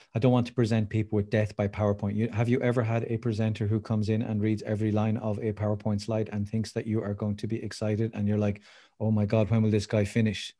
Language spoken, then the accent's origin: English; Waterford, Munster, Ireland; I live in Waterford City, which is famous for its crystal down in the southeast of Ireland